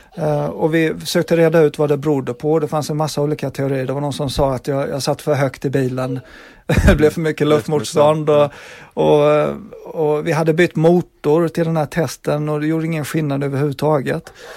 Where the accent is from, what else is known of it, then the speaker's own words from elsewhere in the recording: Växjö, Kronoberg County, Sweden; moved away as an adult; now in England, United Kingdom; hemma i Växjö